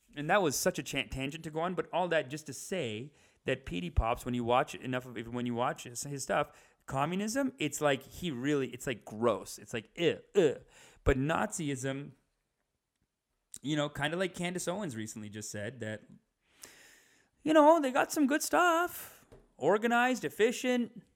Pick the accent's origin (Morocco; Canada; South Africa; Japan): Canada; we're Canadian